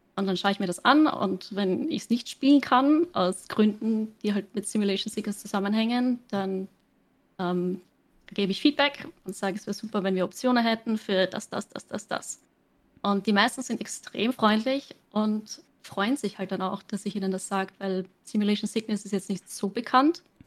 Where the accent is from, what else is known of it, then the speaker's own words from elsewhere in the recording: Austria; accent: Austrian; Ich streame auf Englisch, ich komme aus Österreich